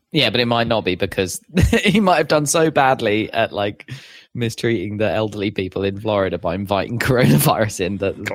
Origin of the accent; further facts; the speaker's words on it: London, United Kingdom; I'm a Londoner